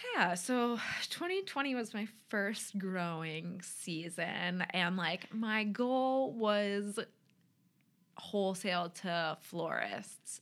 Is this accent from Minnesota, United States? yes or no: yes; Minneapolis, Minnesota, United States; moved away as an adult; also born or lived in Washington State; now in Rochester, Minnesota, United States; I grew up in the cities, and my parents still live in Eagan